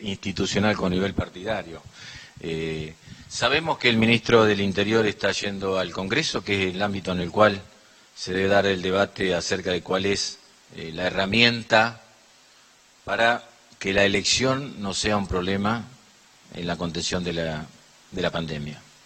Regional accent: La Pampa, Argentina; nosotros como pampeanos

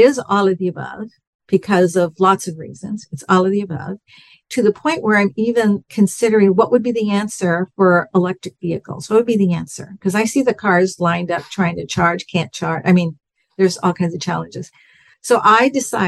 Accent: Southern California, United States; moved away as an adult; also born or lived in Bakersfield, California; I'm from California, from Southern California

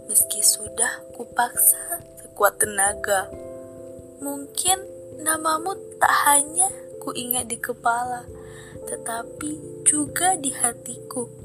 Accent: Garut, West Java, Indonesia; asal dari Garut.

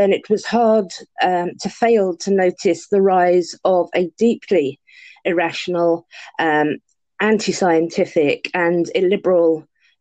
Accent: London, United Kingdom; I'm a Londoner, so I say Ario.

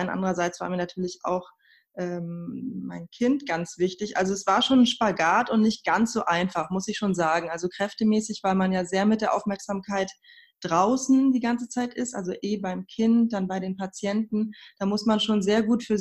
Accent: Berlin, Germany; also born or lived in Tehran, Iran; Ich bin in Teheran geboren und in Berlin aufgewachsen.

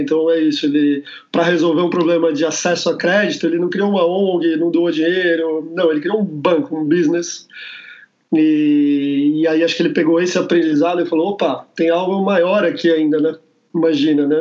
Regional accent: Brazil; sou do Brasil

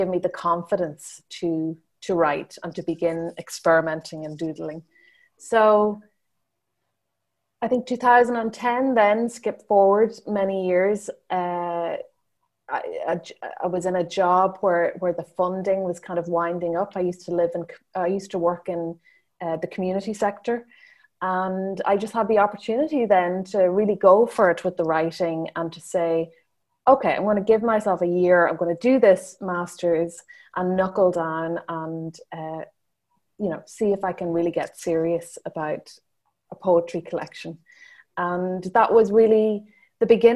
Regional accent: County Donegal, Ireland; now in Dublin, Ireland; I'm originally from Donegal, Northwest Ireland, the Gaeltacht region, which is where the Irish language is still spoken. But I now live in Dublin

